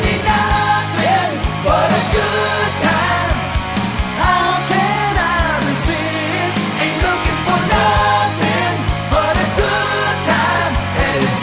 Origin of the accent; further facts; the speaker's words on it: Texas, United States; also born or lived in Plano; now in Arkansas, United States; I'm a Texas kid, so I was raised around Whataburger